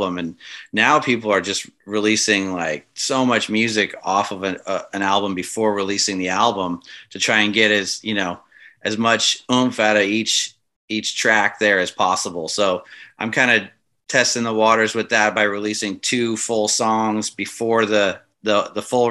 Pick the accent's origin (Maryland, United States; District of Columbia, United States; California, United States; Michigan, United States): California, United States; Los Angeles; also born or lived in Santa Monica / Orange County; I'm from the Los Angeles area